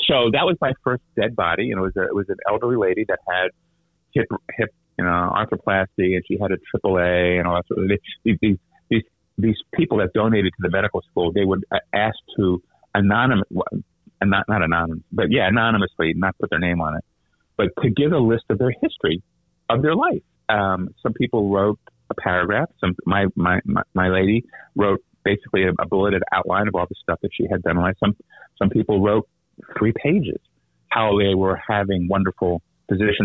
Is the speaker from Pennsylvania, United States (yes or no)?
yes; Philadelphia, Pennsylvania, United States; moved away as an adult; also born or lived in St. Louis, Missouri / Connecticut / Miami / Houston; I grew up in Philadelphia